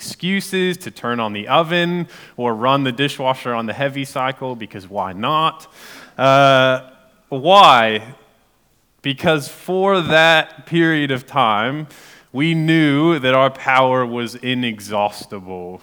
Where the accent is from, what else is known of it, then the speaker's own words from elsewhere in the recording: United States; moved away as an adult; now in Gore, New Zealand; I'm American